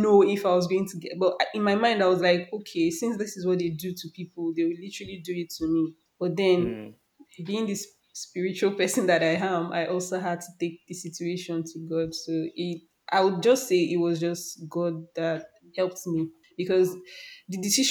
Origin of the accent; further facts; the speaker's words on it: Nigeria; as a Nigerian